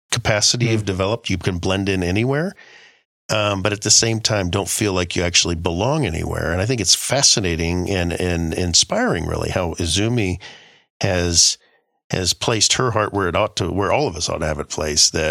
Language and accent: English; Guam; And I grew up in Guam. Uh, at least a, a good chunk of my growing up was in Guam.